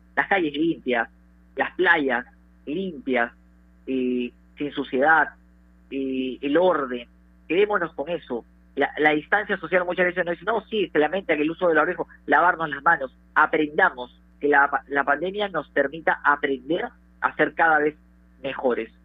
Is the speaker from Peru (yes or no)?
yes; Peru; somos peruanos